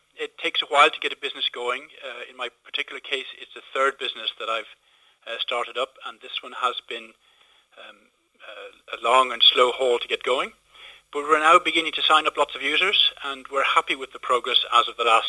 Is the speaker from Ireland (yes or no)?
yes; Moone, County Kildare, Ireland; In a little village called Moon, County Kildare.